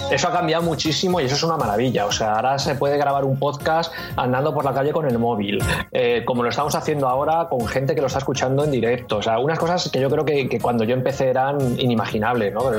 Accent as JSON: {"language": "Spanish", "town": "Madrid", "region": "Community of Madrid", "country": "Spain", "said": "yo soy de Madrid y, he vivido muchos años en Madrid, ahora ya no vivo allí"}